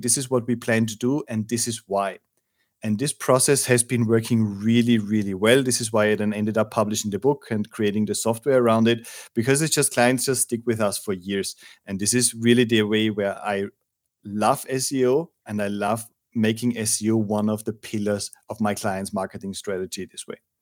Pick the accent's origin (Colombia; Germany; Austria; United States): Austria; now in Madrid, Spain; I'm from Austria